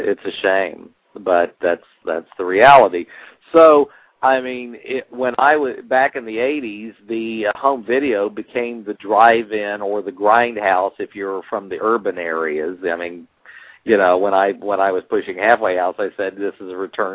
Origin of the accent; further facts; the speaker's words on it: Jacksonville, Florida, United States; now in California, United States; my hometown of Jacksonville, Florida